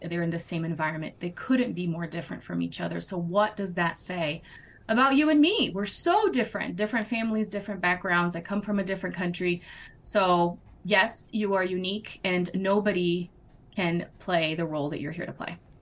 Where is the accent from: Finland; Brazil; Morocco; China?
Brazil; English is a second language; moved away as an adult; I am originally from Brazil, born and raised, and then married my American husband almost 13 years ago